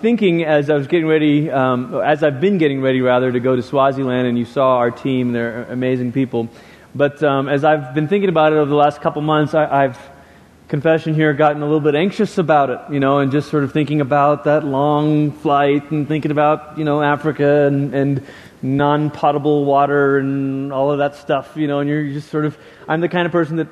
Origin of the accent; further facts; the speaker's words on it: Peninsular Malaysia, Malaysia; moved away; we lived in the peninsula part of Malaysia